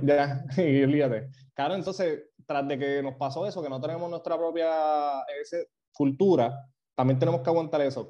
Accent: Puerto Rico; moved away; also born or lived in New York; nosotros estábamos aquí

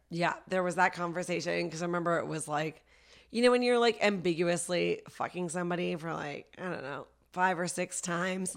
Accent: Vancouver, British Columbia, Canada; also born or lived in Toronto / Ottawa; now in Los Angeles, United States; before that, I lived in Toronto, and I'm from Vancouver, but I studied comedy in Ottawa

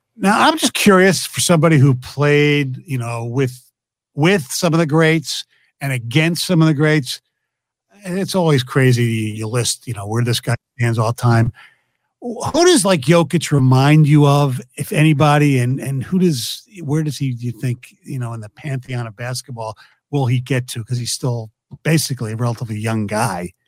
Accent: Philadelphia, Pennsylvania, United States; my hometown team, the, the Sixers

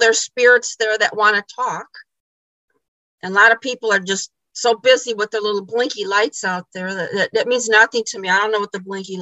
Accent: Illinois, United States; now in Michigan, United States; I'm originally from Illinois

